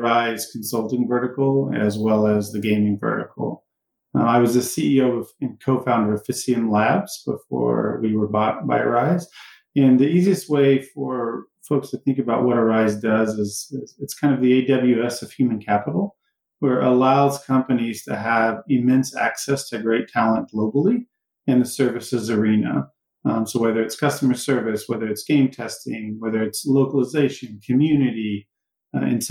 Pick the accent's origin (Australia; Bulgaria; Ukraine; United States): United States; Cleveland, Texas; moved away as an adult; also born or lived in Jasper, Texas; I come from Texas. I grew up there